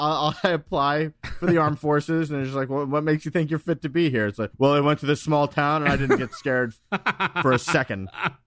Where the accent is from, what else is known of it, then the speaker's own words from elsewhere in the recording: Long Island, New York, United States; We did stuff like that growing up on Long Island.